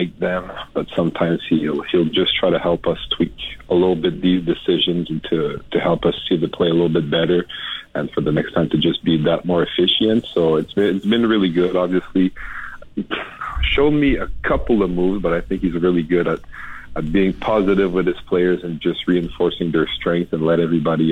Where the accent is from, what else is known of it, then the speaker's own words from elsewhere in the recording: Montreal, Quebec, Canada; accent: a little bit of a French accent; I have a little bit of a French accent back to it, but I grew up in Montreal in a mainly English Italian neighborhood.